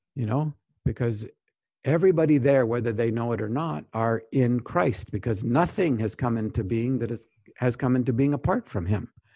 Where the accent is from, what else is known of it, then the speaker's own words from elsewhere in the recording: Canada; moved away; also born or lived in United States; I'm a Canadian when it's helpful. I'm also a U S citizen, and I'm a U S citizen when that's helpful too.